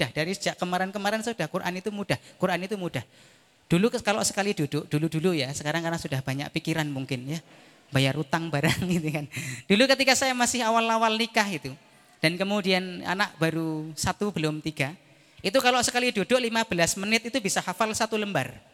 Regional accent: Lampung, Indonesia; also born or lived in Java; saya aslinya Lampung. Saya dari Jawa ke Lampung itu kalau pulang

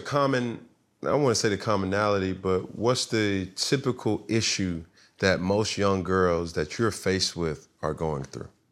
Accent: Atlanta, Georgia, United States; moved away as an adult; also born or lived in Alabama / Texas / Florida; I was from Atlanta

